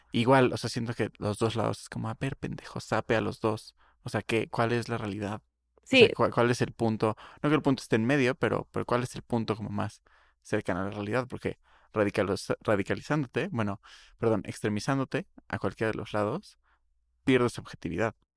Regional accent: Mexico; somos mexicanos, ¿no? Porque pues nacimos aquí

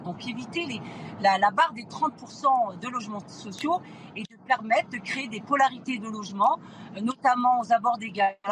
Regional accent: Seine-Saint-Denis, Île-de-France, France; j'ai grandi en Seine-Saint-Denis dans les quartiers

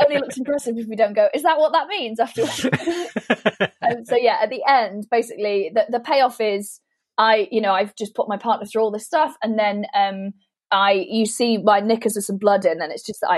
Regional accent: Welsh, Wales, United Kingdom; I didn't feel quite Welsh enough

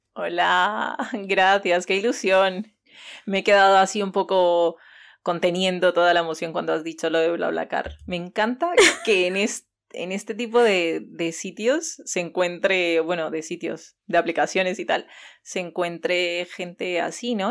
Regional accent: Tumaco, Nariño, Colombia; moved away as an adult; also born or lived in Cali, Colombia; now in Bilbao, Spain; soy de Cali en Colombia, pero me crié en Tumaco, Nariño, que es al final Pacífico

